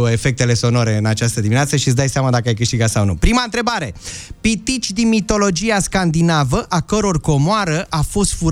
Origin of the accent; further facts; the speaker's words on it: Constanța, Constanța County, Romania; Din Constanța.